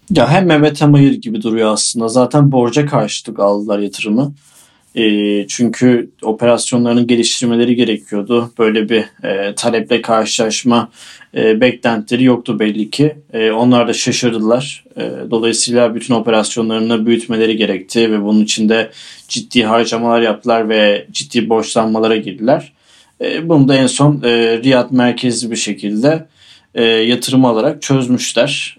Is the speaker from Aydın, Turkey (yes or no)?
yes; Aydın, Turkey; Aydın bizim taraf